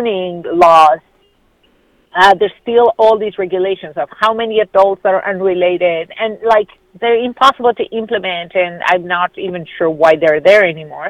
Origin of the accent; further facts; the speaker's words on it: Argentina; moved away as an adult; now in United States; where I grew up in Argentina, every neighborhood had a corner store